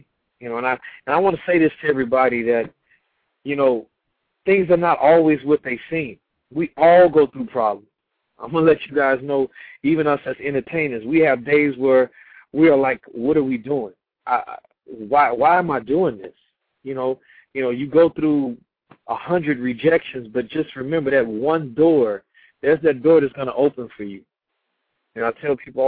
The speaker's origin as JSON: {"language": "English", "town": "Beaumont", "region": "Texas", "country": "United States", "tie": "born or raised there", "also_born_or_lived": "Houston, Texas", "moved": "as an adult", "lives_now": "Los Angeles, United States", "said": "Beaumont, Texas, my hometown"}